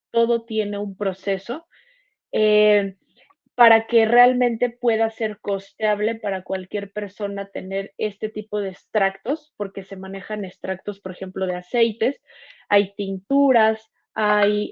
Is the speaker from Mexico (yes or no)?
yes; Mexico City, Mexico; Yo soy de Ciudad de México.